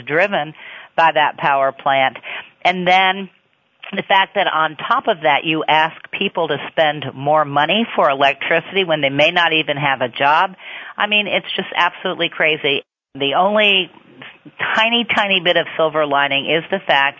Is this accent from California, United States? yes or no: no; Missouri, United States; in my home state of Missouri